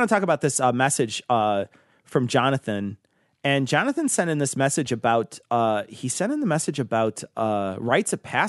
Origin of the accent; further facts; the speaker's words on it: Manitoba, Canada; When I told them I was from Manitoba, they got super excited because they all use Manitoban wheat.